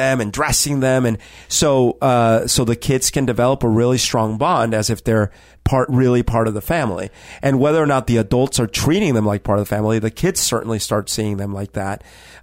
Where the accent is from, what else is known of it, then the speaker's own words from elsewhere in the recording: Colombia; now in Seattle, United States; my childhood in Colombia